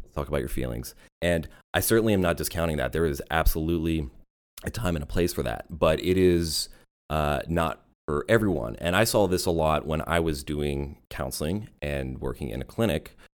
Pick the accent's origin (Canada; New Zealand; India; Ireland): Canada; Vancouver, British Columbia; moved away as an adult; also born or lived in Germany; now in United States; I grew up in Vancouver